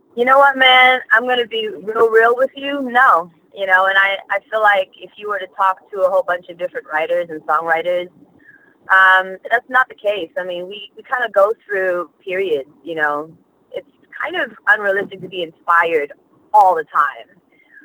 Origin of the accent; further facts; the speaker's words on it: Australia; also born or lived in Malaysia / New York; now in United States; being born in Malaysia, growing up in Australia